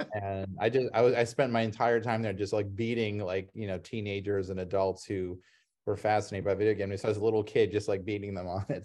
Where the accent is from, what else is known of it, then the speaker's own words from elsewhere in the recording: Ohio, United States; I grew up in Ohio